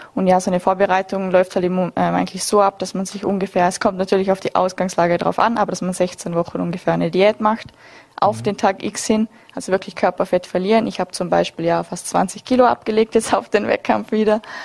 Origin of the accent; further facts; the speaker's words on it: Austria; bei uns in Österreich